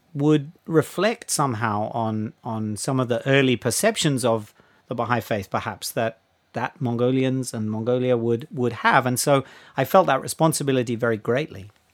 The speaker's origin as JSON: {"language": "English", "country": "Australia", "tie": "born or raised there", "moved": "yes", "said": "I grew up in Australia"}